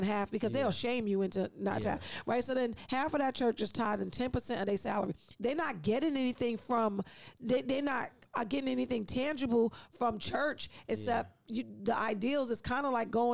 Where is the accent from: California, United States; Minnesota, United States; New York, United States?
New York, United States; New York City; I'm from East New York